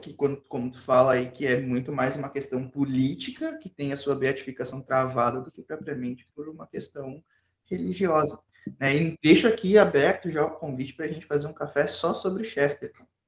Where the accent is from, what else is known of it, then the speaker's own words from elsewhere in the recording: Rio Grande do Sul, Brazil; nós todos somos aqui do Rio Grande do Sul